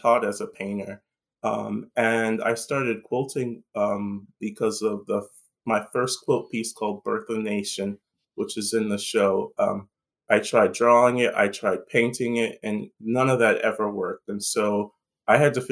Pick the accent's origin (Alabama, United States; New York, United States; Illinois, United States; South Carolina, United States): South Carolina, United States; Lincolnville; moved away as an adult; now in Baltimore, United States; I'm originally from South Carolina, a small town called Lincolnville.